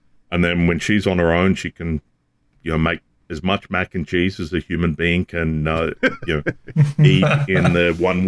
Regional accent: the South, United States; This is like, I come from the South.

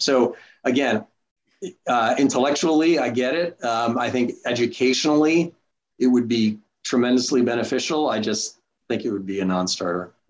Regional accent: New York, United States; I grew up in New York. Went to high school at a public high school in New York

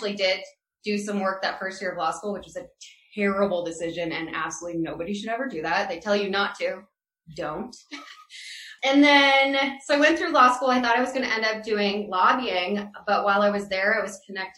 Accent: Iowa, United States; now in Colorado, United States; I am originally from Iowa, born and raised

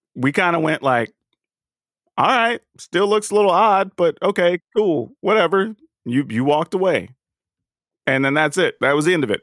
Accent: the South, United States; We grew up in the South

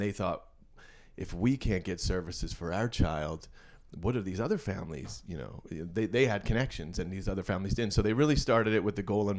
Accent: North Andover, Massachusetts, United States; moved away as an adult; also born or lived in Colorado; I grew up here in North Andover and graduated North Andover High in 96

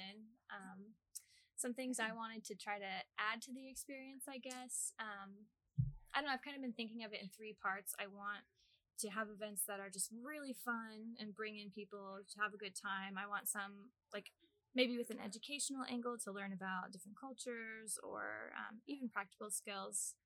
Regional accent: Arkansas, United States; moved away as an adult; also born or lived in Japan; now in Ames, United States; I'm from little old Arkansas

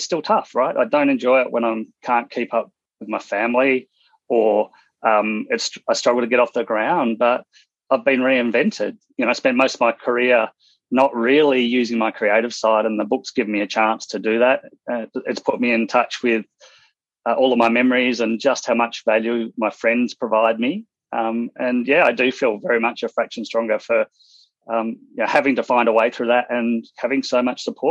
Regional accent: Western Australia, Australia; moved away as an adult; also born or lived in Hong Kong; now in Brisbane, Australia; I grew up in Western Australia, school teachers as parents, traveled around WA, went through a few different schools

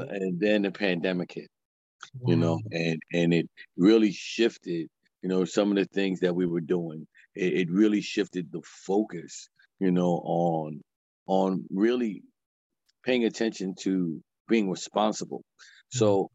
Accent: New York City, New York, United States; moved away as an adult; now in Allentown, United States; I'm born and raised in Harlem, but the work that I'm doing, I'm doing in Allentown, Pennsylvania

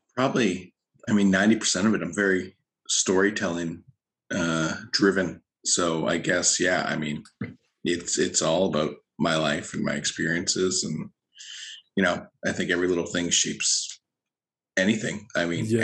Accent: Lower Sackville, Nova Scotia, Canada; born or raised there; also born or lived in Halifax, Nova Scotia

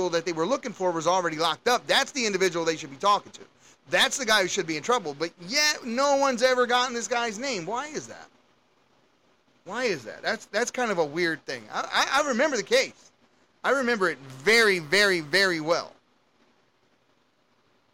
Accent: Baltimore, Maryland, United States; I grew up in Baltimore City, and we had some things going on where I grew up

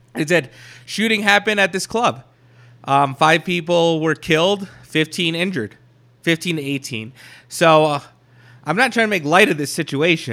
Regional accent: Colorado Springs, Colorado, United States; my hometown, all right? In Colorado Springs

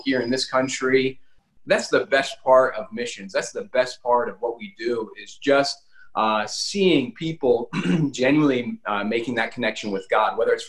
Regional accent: United States; moved away as an adult; now in Madagascar; we come from the United States, which is a wonderful country

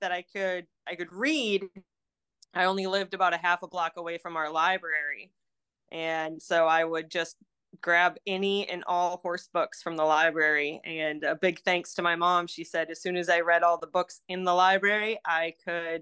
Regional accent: Cosmos, Minnesota, United States; moved away as an adult; now in Aiken, United States; when I grew up in Minnesota, it's a super small town called Cosmas. It's right in the middle of the state

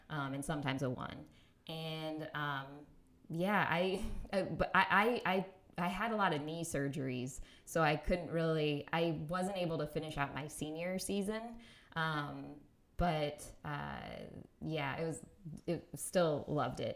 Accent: Indiana, United States; moved away; also born or lived in Minneapolis; I grew up in Indiana

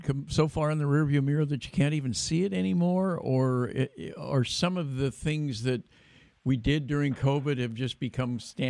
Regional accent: Davis, California, United States; when I grew up in the Diocese of Sacramento in Davis, my hometown

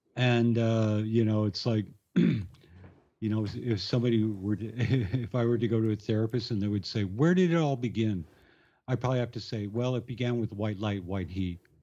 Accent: Tucson, Arizona, United States; moved away; growing up in Tucson, Arizona

